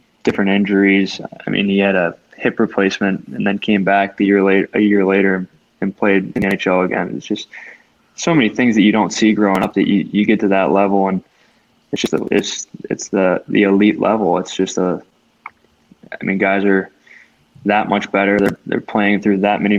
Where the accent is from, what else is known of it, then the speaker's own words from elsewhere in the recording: Pittsburgh, Pennsylvania, United States; I grew up in Pittsburgh